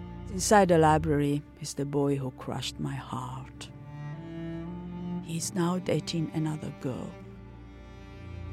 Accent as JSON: {"language": "English", "country": "Italy", "tie": "born or raised there", "also_born_or_lived": "Berlin, Germany", "moved": "as an adult", "said": "I am attending uni in my hometown in Italy"}